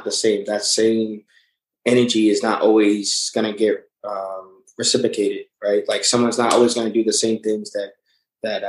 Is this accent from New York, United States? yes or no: yes; New York, United States; we grew up in New York